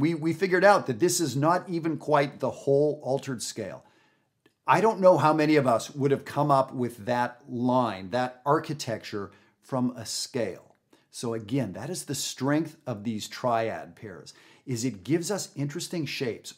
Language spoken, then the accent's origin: English; Canada; now in United States; I live in the United States. I'm from Canada